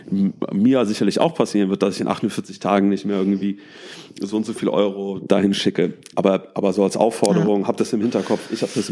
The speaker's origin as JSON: {"language": "German", "country": "Germany", "said": "ich glaube, auch wichtig für uns als, als Deutsche, für uns als weiße Männer und Frauen"}